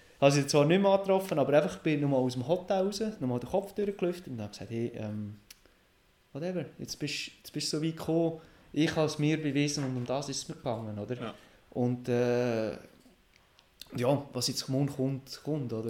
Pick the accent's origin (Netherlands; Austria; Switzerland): Switzerland; Roggliswil, Lucerne; Rockliswil, wo ich aufgewachsen bin